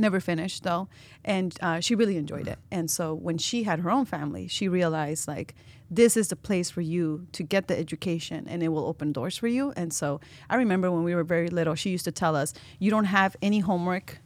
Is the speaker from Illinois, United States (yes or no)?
yes; Chicago, Illinois, United States; first language Spanish; English is a second language; moved away as an adult; now in Iowa City, United States; I was, uh, born and raised in Chicago, Belmont Craigan, west side of the city. That's the neighborhood I grew up